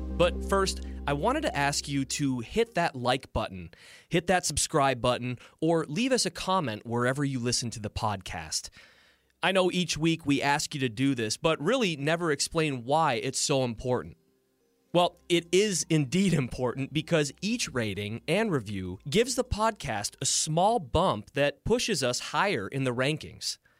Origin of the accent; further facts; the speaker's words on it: Lake Orion, Michigan, United States; my hometown in Lake Orion.